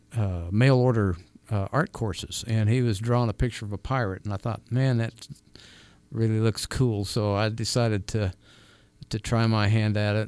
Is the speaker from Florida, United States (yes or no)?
no; California, United States; also born or lived in New Mexico; now in Arizona, United States; I was born in California, so we lived right out there where they were